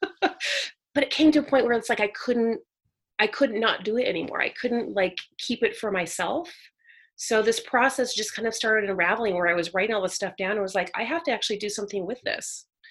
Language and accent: English; Northern California, United States; also born or lived in San Jose, California; Northern California raised, so I was born in Silicon Valley, San Jose area. Mm-hmm but then moved around a lot as a kid so went to a lot of different schools and but all in northern california